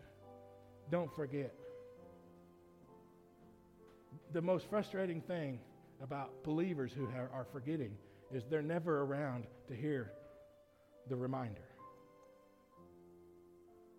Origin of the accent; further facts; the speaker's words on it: United States; As American citizens